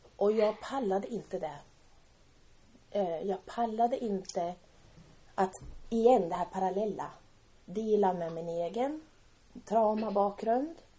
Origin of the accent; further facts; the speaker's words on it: Timrå, Västernorrland County, Sweden; vi växte upp i Timrå.